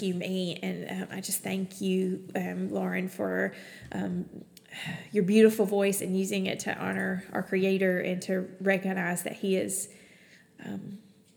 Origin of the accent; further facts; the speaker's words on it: Alabama, United States; moved away as an adult; also born or lived in Kentucky / Texas; I'm from Alabama originally.